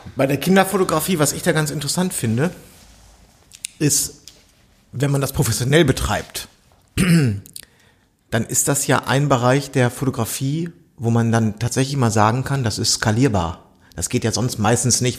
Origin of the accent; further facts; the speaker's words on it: Bielefeld, North Rhine-Westphalia, Germany; moved away; das gehört zu Bielefeld, das ist ja meine alte Heimat